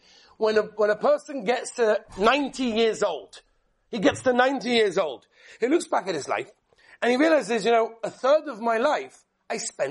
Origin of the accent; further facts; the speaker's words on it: England, United Kingdom; I come from England.